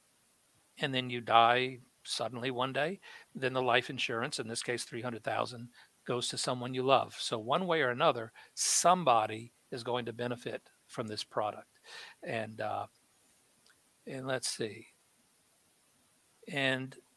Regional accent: New Orleans, Louisiana, United States; when I was growing up in New Orleans, when I was a little kid

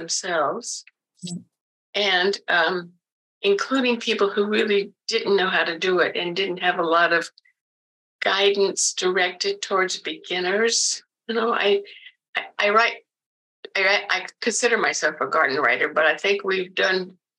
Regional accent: South Carolina, United States; now in Oregon, United States; I was born and raised in the South. South Carolina, to be precise

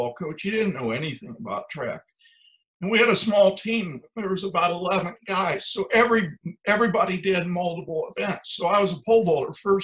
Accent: Ohio, United States; I grew up in Ohio on a farm

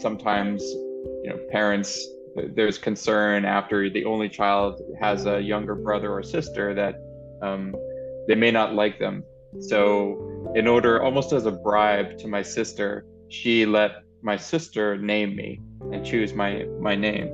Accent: New Orleans, Louisiana, United States; I am from New Orleans, Louisiana

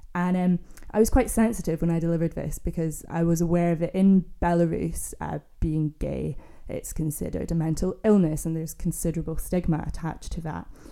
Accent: Scotland, United Kingdom; also born or lived in Glasgow; I grew up in Scotland, I'm from Scotland

